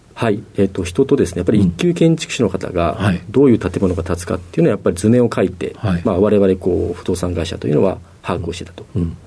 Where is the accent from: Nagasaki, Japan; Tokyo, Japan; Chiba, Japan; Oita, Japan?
Tokyo, Japan; 東京都の世田谷区の駒沢が出身になります